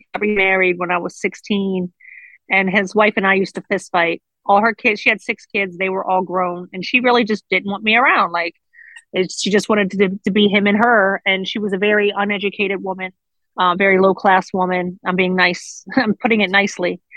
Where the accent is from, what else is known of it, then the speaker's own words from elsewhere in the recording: Baltimore, Maryland, United States; I grew up in Baltimore City, inner city Baltimore, East Baltimore to be exact